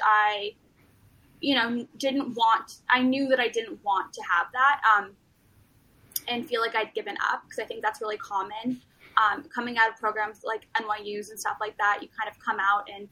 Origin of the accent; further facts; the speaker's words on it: Beverly Hills, California, United States; I grew up in Beverly Hills because my parents wanted me to be in the school district